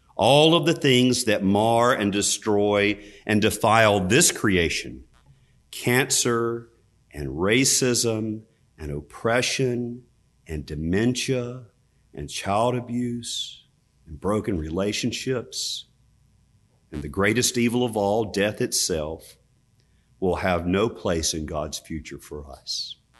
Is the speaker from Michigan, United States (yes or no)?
no; Richmond County, North Carolina, United States; where I grew up in Richmond County, North Carolina